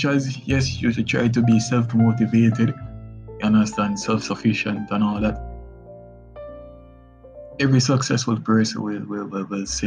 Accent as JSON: {"language": "English", "country": "Jamaica", "tie": "born or raised there", "said": "as a Jamaican boy"}